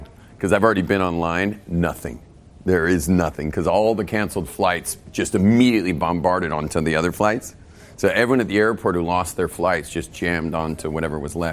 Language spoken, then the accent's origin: English; Malibu, California, United States; also born or lived in West LA; growing up in Malibu